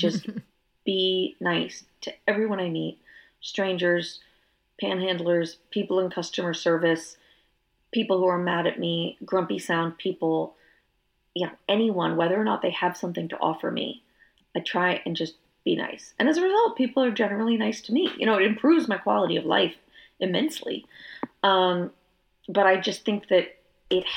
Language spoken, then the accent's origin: English; Northern Virginia, United States; also born or lived in Georgia; now in Austin, United States; I grew up in Northern Virginia, which as a kid I thought was the North